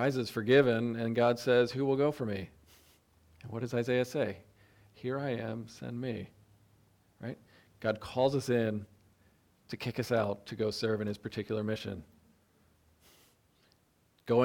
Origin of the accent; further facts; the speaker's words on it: upstate New York, United States; We're upstate New Yorkers